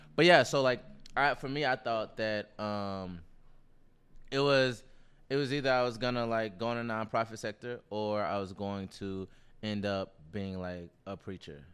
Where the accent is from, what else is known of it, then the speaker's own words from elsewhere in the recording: Nashville, Tennessee, United States; Baptist, so I'm from Nashville